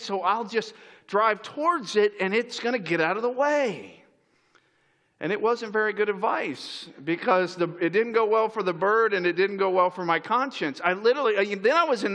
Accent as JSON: {"language": "English", "region": "Florida", "country": "United States", "tie": "born or raised there", "also_born_or_lived": "upstate New York", "moved": "as an adult", "said": "I grew up in Florida"}